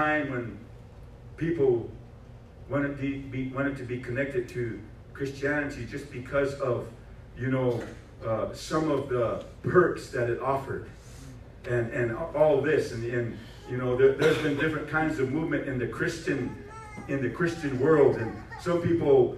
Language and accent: English; Rosebud Reservation, South Dakota, United States; My home is out there on the Rosebud Reservation. That's where I was born and raised.